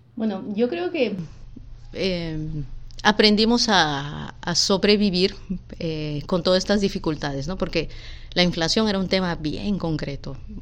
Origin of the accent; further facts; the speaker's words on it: Lima, Peru; moved away as an adult; also born or lived in Puerto Rico; Mi papá eh, era de Tarapoto, mi mamá de Moyobamba y vinimos a vivir aquí en Villa María cuando yo tenía dos años